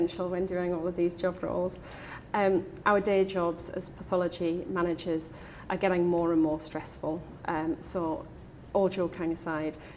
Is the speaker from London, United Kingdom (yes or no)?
no; Newcastle upon Tyne, North East England, United Kingdom; As a Geordie